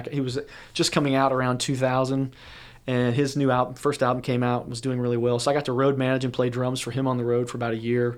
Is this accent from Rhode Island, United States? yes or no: no; St. Louis, Missouri, United States; moved away; I grew up in the Midwest in Saint Louis, Missouri